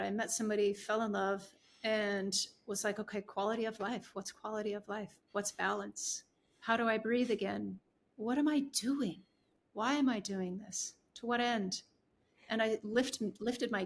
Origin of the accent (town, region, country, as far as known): Vancouver, British Columbia, Canada; born or raised there; moved away as an adult; also born or lived in San Francisco